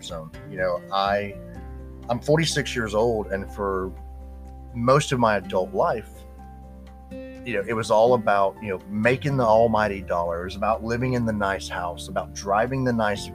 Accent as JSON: {"language": "English", "town": "Houston", "region": "Texas", "country": "United States", "tie": "born or raised there", "also_born_or_lived": "Arizona", "said": "I currently live in a suburb of Houston, Texas. It's actually my hometown. It's where I grew up."}